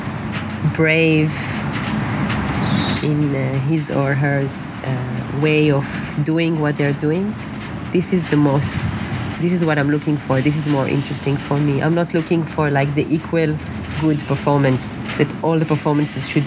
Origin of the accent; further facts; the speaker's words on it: Israel; moved away as an adult; also born or lived in Netherlands; growing up in Israel, being an artist